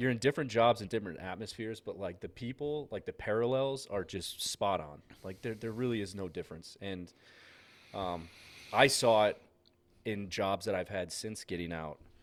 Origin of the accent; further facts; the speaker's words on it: Massachusetts, United States; moved away; growing up in Massachusetts